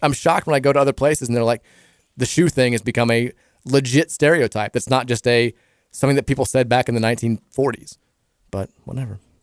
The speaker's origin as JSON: {"language": "English", "town": "Louisville", "region": "Kentucky", "country": "United States", "also_born_or_lived": "Iowa / Dayton, Ohio", "said": "I'm from Louisville, Kentucky"}